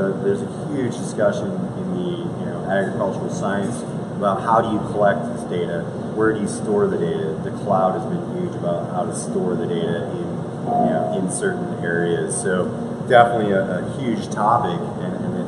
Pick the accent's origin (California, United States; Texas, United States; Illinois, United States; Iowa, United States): Iowa, United States; I grew up in Iowa. I'm an Iowa Midwest boy.